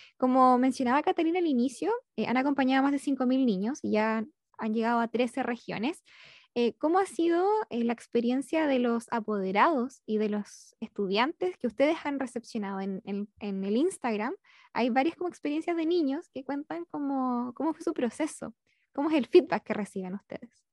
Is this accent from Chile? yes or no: yes; Concepción, Biobío, Chile; yo soy de Concepción